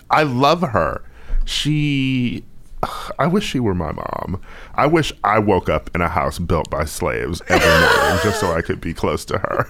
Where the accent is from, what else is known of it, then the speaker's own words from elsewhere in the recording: Wisconsin, United States; I'm from Wisconsin